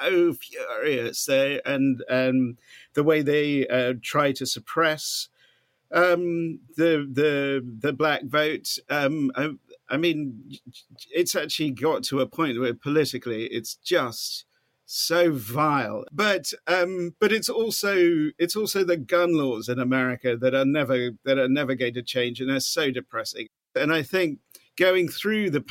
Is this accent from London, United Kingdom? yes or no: no; Norfolk, East of England, United Kingdom; moved away as an adult; now in Austin, United States; I was born in Norfolk, and still love my home county very much indeed